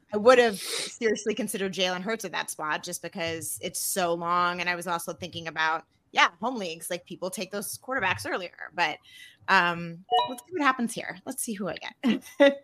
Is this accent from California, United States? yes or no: no; Arizona, United States; I'm from Arizona